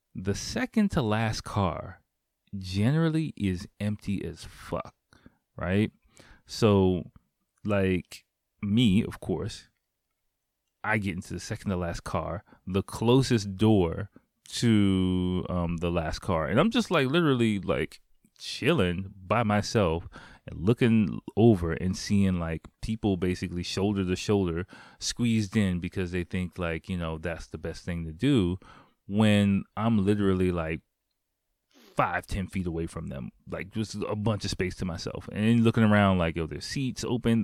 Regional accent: United States; moved away as an adult; now in Japan; I'm black. I'm from America.

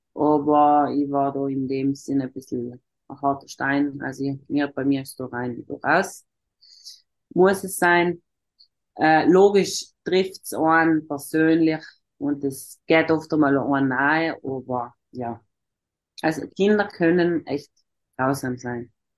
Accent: South Tyrol, Trentino-Alto Adige, Italy; first language German; ich komme aus Südtirol, das ist im Norden von Italien

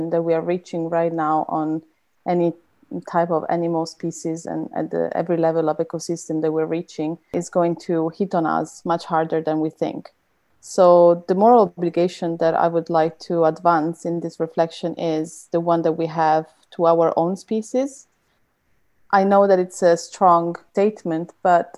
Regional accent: Italy; now in Germany; originally from Italy, but based in Germany.

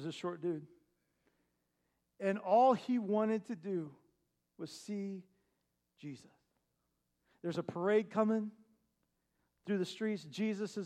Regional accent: Terre Haute, Indiana, United States; moved away; Back in Indiana, we have sycamore trees

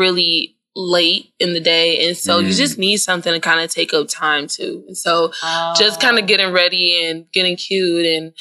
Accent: Houston, Texas, United States; also born or lived in Philadelphia; now in Portland, United States; I grew up in like Hiram Clark

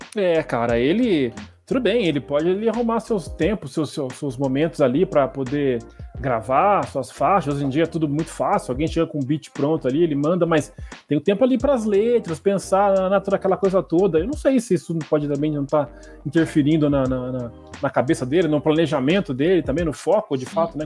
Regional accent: Brazil; quando era criança aqui no Brasil

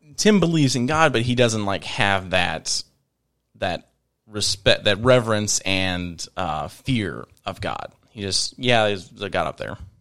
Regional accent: Virginia, United States; moved away as an adult; also born or lived in Northern Kentucky; now in Kentucky, United States; I'm originally from Virginia. Uh, moved up here in 2015

